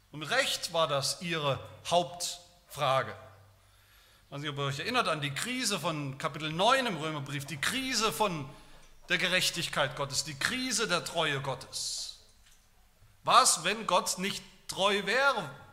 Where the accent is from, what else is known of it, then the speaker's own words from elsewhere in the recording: Haueneberstein, Baden-Württemberg, Germany; In dem Dorf, wo ich aufgewachsen bin, Hauneberstein, Eberste, wie wir sagen